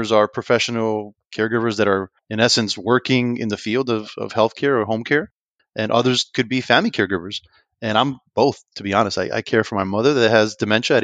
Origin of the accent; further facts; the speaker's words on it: Union City, New Jersey, United States; now in Lakeland, United States; I grew up in Union City, New Jersey.